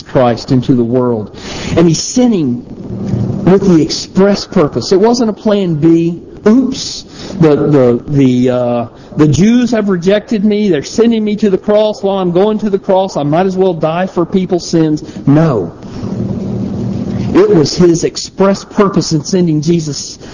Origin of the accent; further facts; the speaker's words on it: the South, United States; also born or lived in South Carolina; when I grew up in the South, out in the country